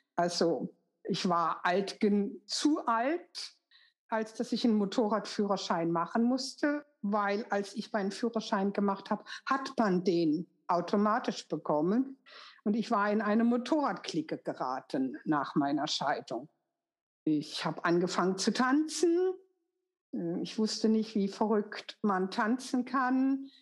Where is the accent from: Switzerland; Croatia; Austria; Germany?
Germany; Karlsruhe, Baden-Württemberg; also born or lived in Düsseldorf; das zweite Jahr sind meine Eltern dann umgezogen nach Karlsruhe, wo dann mein weiteres Leben stattfinden sollte